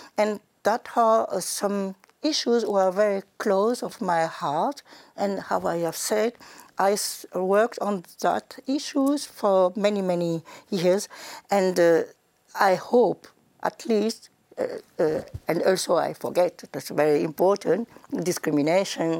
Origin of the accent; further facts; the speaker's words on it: Senegal; moved away as an adult; also born or lived in Bamako, Mali / France; now in Germany; I grew up in Senegal. I was born in Mali, in Bamako